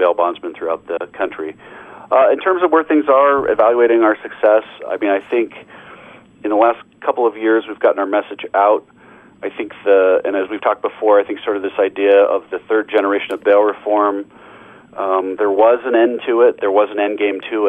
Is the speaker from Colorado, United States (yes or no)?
yes; Denver, Colorado, United States; also born or lived in Waco, Texas / Rochester, New York; ultimately moved home to my hometown, Denver, Colorado